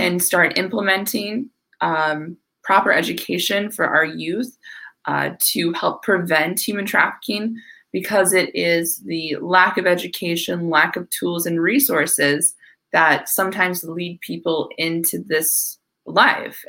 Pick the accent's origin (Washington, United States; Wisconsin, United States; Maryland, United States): Wisconsin, United States; northwestern; also born or lived in Minneapolis, Minnesota; now in Tampa, United States; I'm originally from Wisconsin, a very small town in northwestern Wisconsin, but now I live in Tampa, Florida.